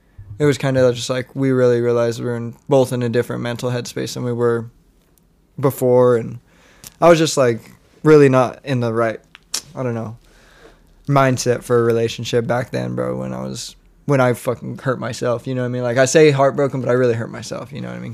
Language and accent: English; Monte Vista, United States; moved away as an adult; my hometown